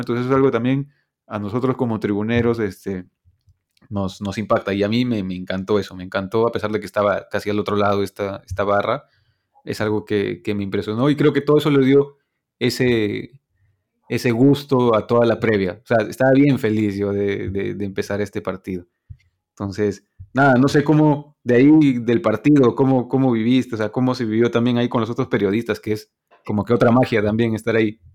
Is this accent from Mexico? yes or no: no; Peru; soy peruano